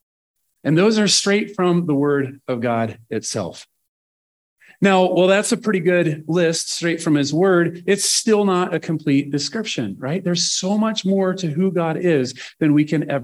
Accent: Nebraska, United States; I'm from Nebraska.

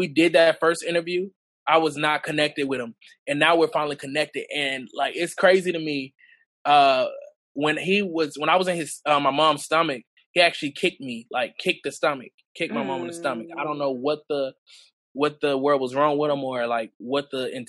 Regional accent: Montgomery, Alabama, United States; also born or lived in New York; I was basically really raised in Montgomery

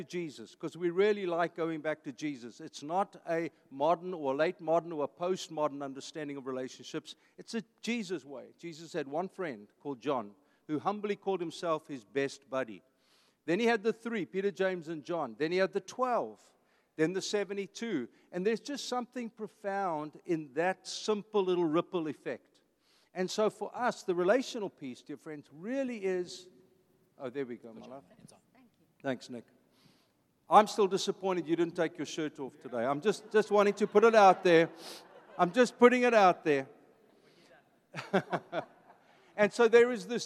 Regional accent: Vanderbijlpark, Gauteng, South Africa; now in Costa Mesa, United States; I'm an Afrikaans kid. I grew up in a blue-collar family. My dad was a construction man. I was born in Vanderbijl Park

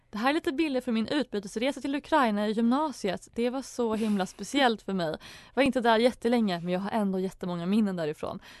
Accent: Småland, Sweden; nationaldag för oss smålänningar där vi hyllar vår dialekt men också kärleken till skogen och till landsbygden.

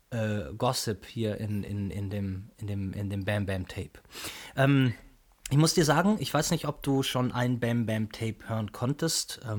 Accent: Chemnitz, Saxony, Germany; Genau, gebürtiger Karl-Marx-Städter sogar.

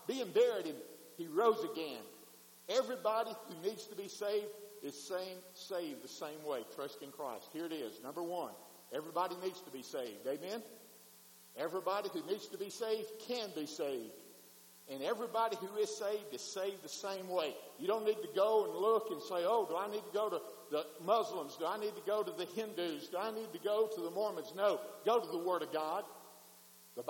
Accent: Wheeler, Mississippi, United States; I was driving home from Blue Mountain to Wheeler, Mississippi

